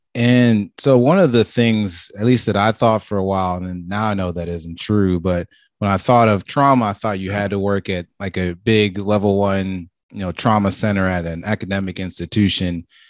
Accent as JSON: {"language": "English", "town": "Marietta", "region": "Georgia", "country": "United States", "tie": "born or raised there", "said": "I grew up in Atlanta myself"}